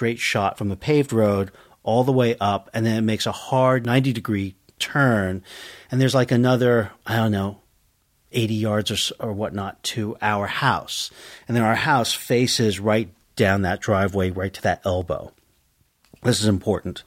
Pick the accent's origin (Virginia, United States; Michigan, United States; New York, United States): New York, United States; Woodstock; also born or lived in Manhattan, New York; I grew up in the Catskills, in a little town, and I can tell the name of the town, in Woodstock, New York